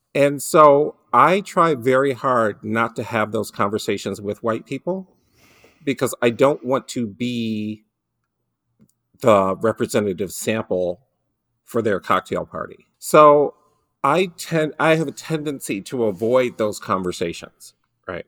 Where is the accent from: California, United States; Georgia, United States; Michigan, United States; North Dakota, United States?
Michigan, United States; Detroit; I grew up in Detroit, and one of the things you learn growing up in Detroit